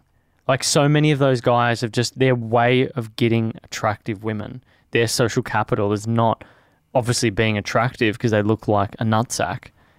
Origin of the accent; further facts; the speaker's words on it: Melbourne, Victoria, Australia; Moorabbin, Bentley, Hyatt. That was where I grew up.